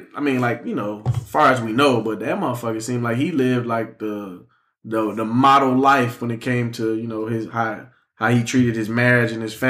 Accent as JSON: {"language": "English", "region": "Michigan", "country": "United States", "tie": "born or raised there", "said": "growing up where I grew up in Michigan"}